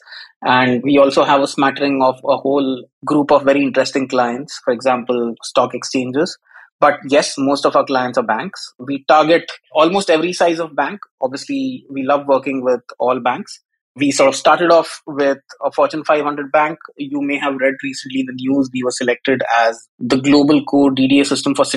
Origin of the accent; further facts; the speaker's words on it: India; moved away as an adult; also born or lived in Africa / Malaysia / Singapore / United Kingdom; now in London, United Kingdom; Grew up in India, so I am Indian by ethnicity, but I've lived all over the world.